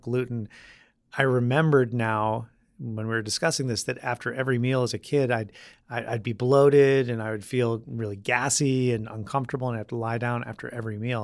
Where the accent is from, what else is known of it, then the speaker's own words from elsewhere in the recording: Vermont, United States; moved away as an adult; also born or lived in Michigan / Spain; now in New York, United States; growing up in Vermont, there weren't a whole lot of, um, summer job options